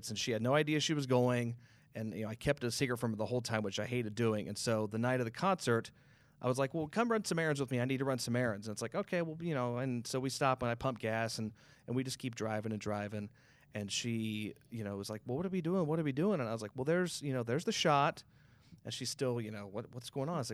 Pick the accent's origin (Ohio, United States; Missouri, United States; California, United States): Ohio, United States; Southern; also born or lived in Columbus, Ohio; I was born in Columbus. I grew up mostly in Southern Ohio